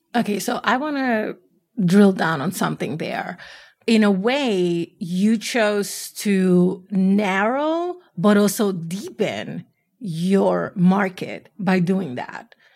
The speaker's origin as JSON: {"language": "English", "town": "New York City", "region": "New York", "country": "United States", "said": "I'm from the Bronx"}